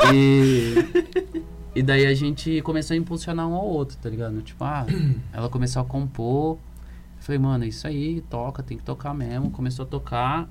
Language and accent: Portuguese; Ribeirão Preto, São Paulo, Brazil; eu sou músico, sou daqui de Ribeirão Preto